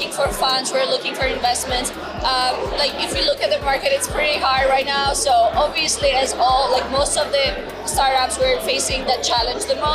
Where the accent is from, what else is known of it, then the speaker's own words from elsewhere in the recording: Georgia; now in New York, United States; i'm originally from georgia the country but i live in new york